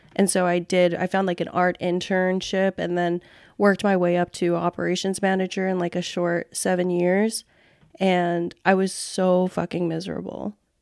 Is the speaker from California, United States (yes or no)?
yes; Fresno, California, United States; moved away as an adult; also born or lived in Cam Ranh Bay, Vietnam / Philippines; now in San Diego, United States; We relocated to Fresno, California, and that's, like, where, um, that's where I grew up.